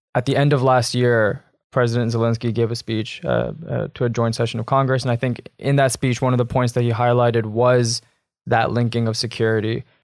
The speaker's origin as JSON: {"language": "English", "country": "Canada", "said": "I'm a Canadian as well"}